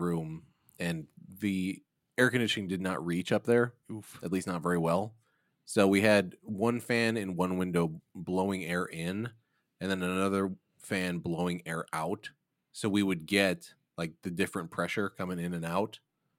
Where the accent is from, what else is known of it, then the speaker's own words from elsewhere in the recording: Midwest, United States; No, I was growing up in the Midwest, and the summers are brutal, but the winters are too brutal, too.